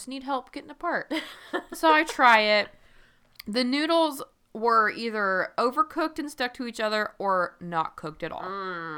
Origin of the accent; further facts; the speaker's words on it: Midwest, United States; I'm from the Midwest.